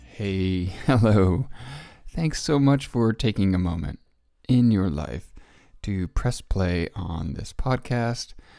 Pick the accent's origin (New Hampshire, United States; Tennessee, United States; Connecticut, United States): Connecticut, United States; moved away; I grew up in Connecticut, and as a Connecticut Yankee